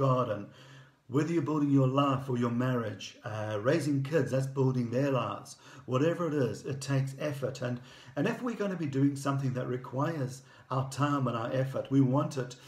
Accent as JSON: {"language": "English", "town": "Durban", "region": "KwaZulu-Natal", "country": "South Africa", "tie": "born or raised there", "moved": "as an adult", "said": "having grown up in Durban and with British grandparents"}